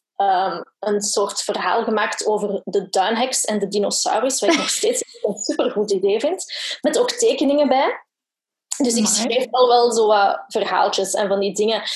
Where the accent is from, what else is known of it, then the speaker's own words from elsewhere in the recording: Brussels, Brussels-Capital Region, Belgium; ik ben van Brussel